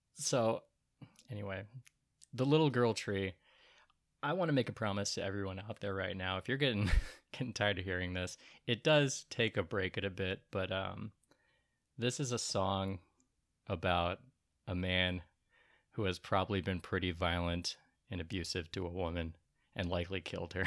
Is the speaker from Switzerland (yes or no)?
no; Portland, United States; We're from Portland